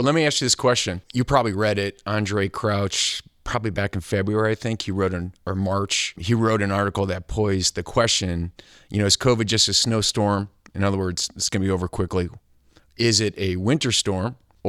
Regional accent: Chicago, Illinois, United States; now in South Bend, United States; I grew up in Chicago and I moved to South Bend.

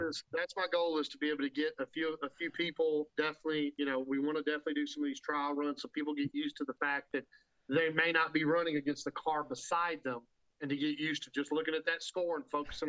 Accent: Nashville, Tennessee, United States; I'm from Nashville. I live in Nashville all my life.

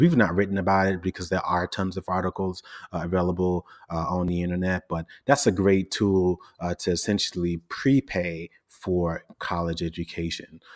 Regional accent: New York City, New York, United States; I grew up in Brooklyn in a largely Caribbean, um, part of the borough called Flatbush

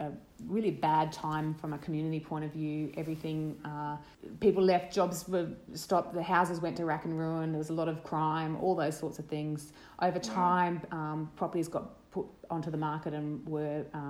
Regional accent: Brisbane, Queensland, Australia; now in Mary Valley, Australia; I grew up in Brisbane

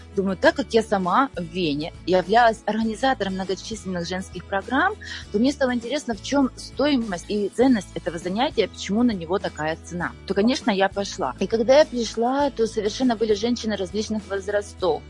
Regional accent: Ukraine; moved away as an adult; now in Austria; Я родилась в Украине

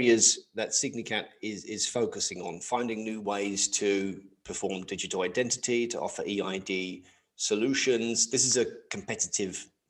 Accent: England, United Kingdom; now in Netherlands; I live in the Netherlands, but I'm originally from England

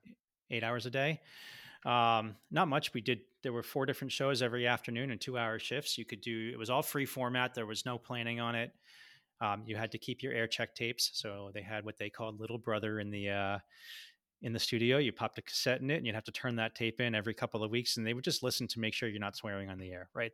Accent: Boston, Massachusetts, United States; moved away as an adult; I grew up in Boston

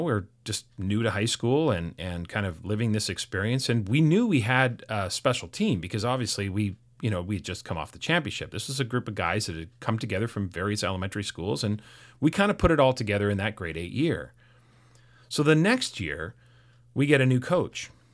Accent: North Vancouver, British Columbia, Canada; I grew up in North Vancouver

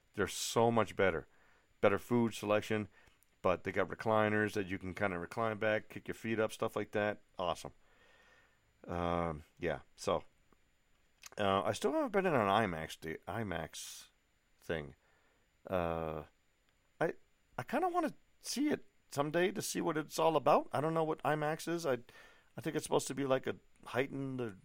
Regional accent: New England, just outside of Boston, Massachusetts, United States; moved away as an adult; also born or lived in Europe / Asia; now in Colorado Springs, United States; Where I grew up in New England, you know, just outside of Boston, is not the friendliest area in the world

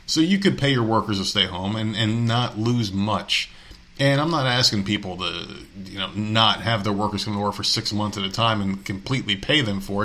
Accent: Nevada, United States; Nevada, my home state

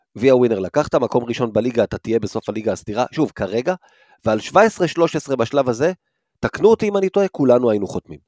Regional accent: Rishon LeZion, Central District, Israel; גדלתי בראשון

